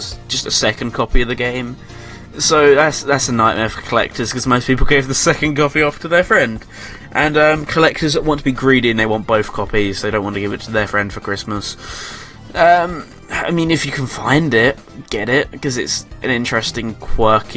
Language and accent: English; England, United Kingdom; I'm English